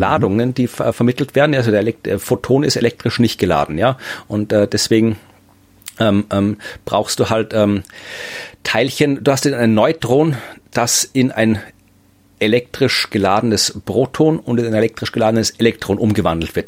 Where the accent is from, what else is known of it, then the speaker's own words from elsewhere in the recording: Krems, Lower Austria, Austria; Krems, meine Heimatstadt